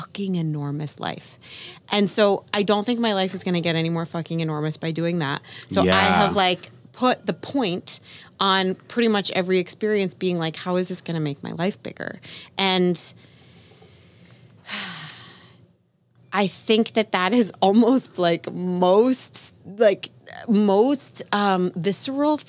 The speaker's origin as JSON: {"language": "English", "town": "New York City", "region": "New York", "country": "United States", "tie": "born or raised there", "said": "I'm born and bred in New York City"}